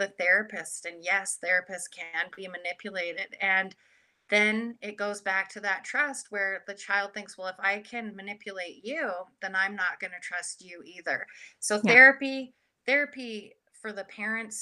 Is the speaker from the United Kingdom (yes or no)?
no; Canada; now in United States; I'm Canadian originally, but now I'm living across the border and in the US